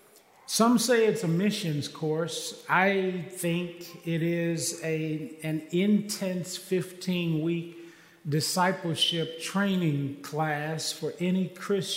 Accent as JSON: {"language": "English", "town": "Kansas City", "region": "Missouri", "country": "United States", "tie": "born or raised there", "moved": "yes", "lives_now": "Texas, United States", "said": "I am from Kansas City, and I was born and raised there"}